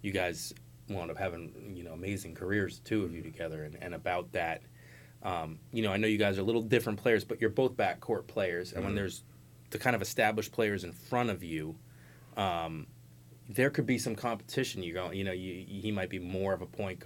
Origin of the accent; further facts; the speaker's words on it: Cambridge, Massachusetts, United States; I grew up in Cambridge right across the river